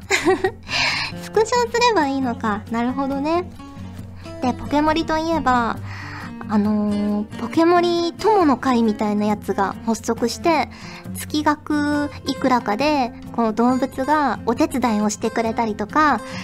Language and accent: Japanese; Fukuoka, Japan; now in Tokyo, Japan; 昔福岡に住んでいた